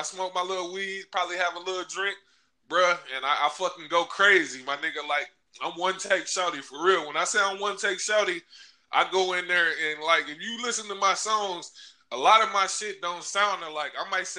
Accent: Chicago, Illinois, United States; now in Racine, United States; I'm from the Midwest. A little bit about me: I'm from Chicago, but I'm in Wisconsin. I've been in Wisconsin since '91. A little town called Racine

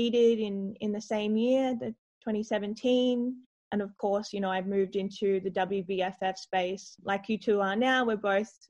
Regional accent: Adelaide, South Australia, Australia; I grew up in Adelaide originally

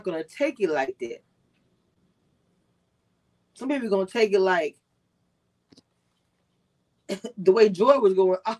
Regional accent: Texas, United States; also born or lived in Louisiana; Not from the South. I'm from Texas and from Louisiana.

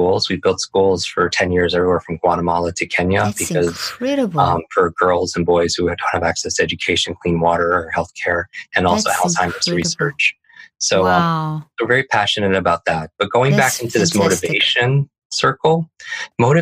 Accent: Northeast, United States; I grew up in the Northeast

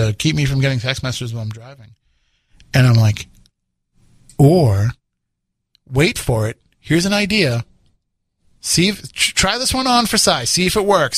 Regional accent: Brockton, Massachusetts, United States; also born or lived in Plymouth, Massachusetts / Sandwich, Massachusetts; I grew up in the Randolph-Brockton area for the first, you know, 7-8 years of my life

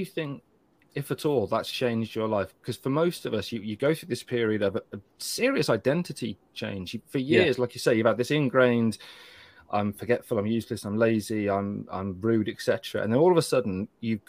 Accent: Kidderminster, West Midlands, United Kingdom; moved away; I left Kidderminster to improve myself

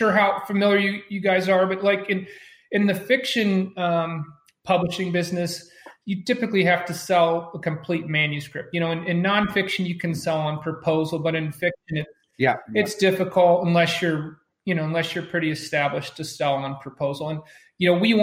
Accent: United States; I was born in America

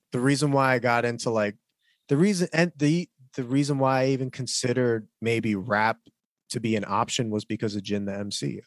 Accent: United States; as an American, Korean American person

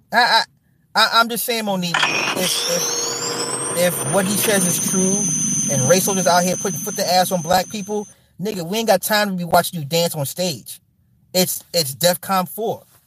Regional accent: Midwest, United States; I'm from the Midwest

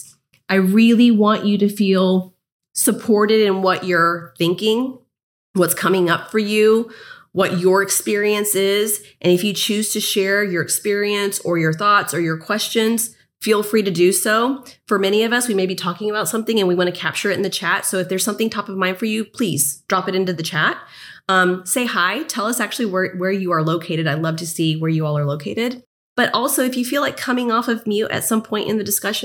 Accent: United States; me being American and being in the US

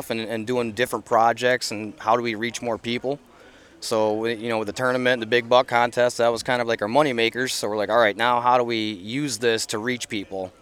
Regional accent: Western New York, United States; we're from Western New York, so in Massachusetts here, we're not well known

